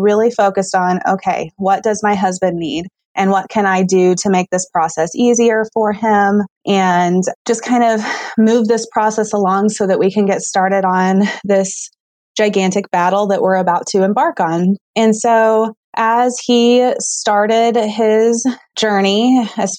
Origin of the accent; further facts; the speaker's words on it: Southwest Missouri, United States; I grew up in Southwest Missouri, and I attended high school there